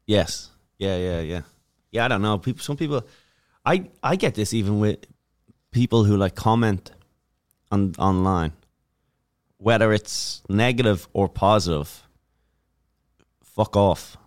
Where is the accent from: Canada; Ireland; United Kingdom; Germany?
Ireland; Dublin, Leinster; moved away as an adult; now in United States; I'm from Dublin